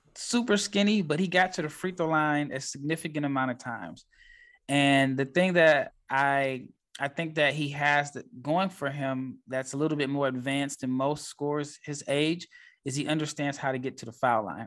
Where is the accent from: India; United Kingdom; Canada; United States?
United States; Nebraska; I am from Nebraska.